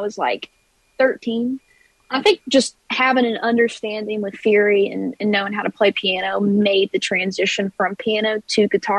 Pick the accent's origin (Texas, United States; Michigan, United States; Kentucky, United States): Kentucky, United States; moved away as an adult; now in Nashville, United States; I'm from Kentucky, but I've been here in Nashville for about 6 years.